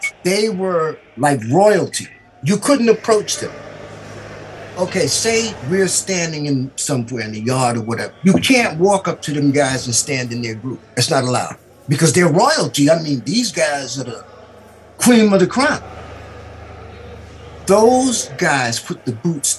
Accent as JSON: {"language": "English", "town": "New York City", "region": "New York", "country": "United States", "tie": "born or raised there", "said": "I was born in New York City. I lived on a 118th Street between Lenox and Fifth at that time"}